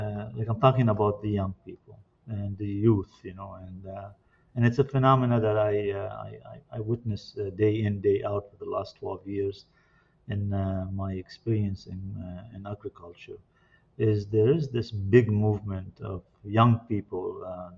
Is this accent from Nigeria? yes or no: no; Lebanon; now in Canada; And personally, I came from Lebanon in 1976, and I connected here with the Quebec, at an early young age